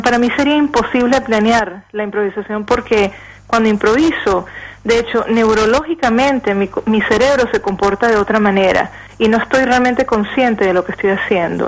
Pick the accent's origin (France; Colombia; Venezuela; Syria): Venezuela; moved away; como todos los venezolanos que, estamos exiliados